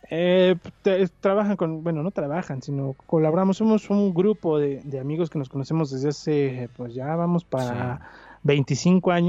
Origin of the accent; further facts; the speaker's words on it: Mexico City, Mexico; moved away as an adult; now in Hidalgo, Mexico; soy chilango. Nunca voy a dejar de ser chilango.